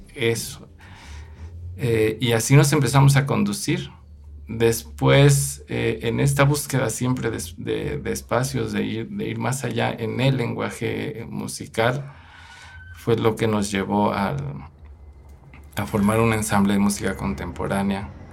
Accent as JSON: {"language": "Spanish", "region": "Mexico City", "country": "Mexico", "tie": "born or raised there", "said": "Nosotros crecimos en la Ciudad de México, allá aprendimos a tocar música purépecha"}